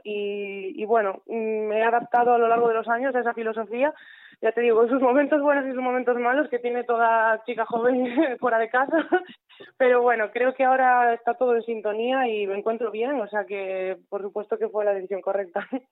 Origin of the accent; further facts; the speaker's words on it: Mugardos, Galicia, Spain; mi pueblo, Mugardos